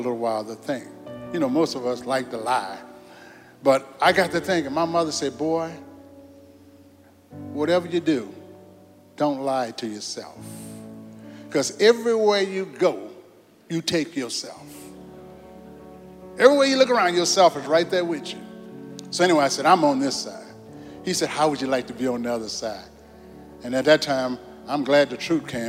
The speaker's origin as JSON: {"language": "English", "town": "New Orleans", "region": "Louisiana", "country": "United States", "tie": "born or raised there", "said": "I was born in New Orleans, Louisiana"}